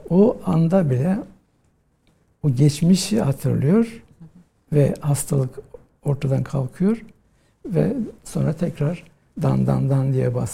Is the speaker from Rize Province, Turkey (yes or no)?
yes; Rize, Rize Province, Turkey; ben e, Rize'de doğdum e, 1963 yılında ve e, ilkokulu, ortaokulu, liseyi Rize'de okudum.